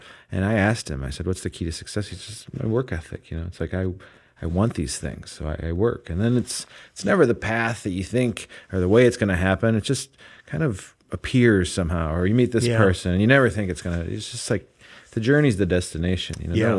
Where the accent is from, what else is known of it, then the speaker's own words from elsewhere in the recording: Midwest, United States; It also built so much character growing up in the Midwest, the seasons.